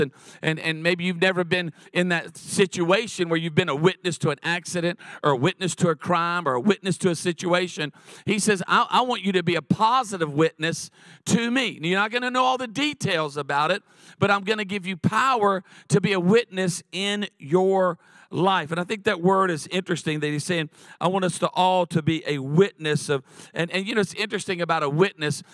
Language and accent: English; Charlotte, North Carolina, United States; now in San Diego, United States; I was born in Charlotte